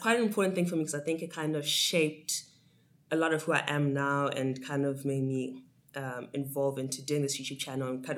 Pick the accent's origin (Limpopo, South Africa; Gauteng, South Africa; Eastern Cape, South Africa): Gauteng, South Africa; Johannesburg; also born or lived in Harare, Zimbabwe; moved to Johannesburg here in SA, and yeah, did most of my schooling here. I'll consider Joburg home. Mm-hmm. Because I spent most of my life here